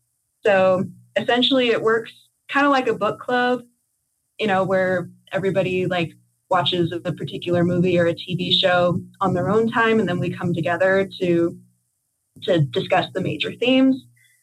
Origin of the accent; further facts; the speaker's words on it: Los Angeles, California, United States; I'm Emily's granddaughter, and I'm from Los Angeles, California.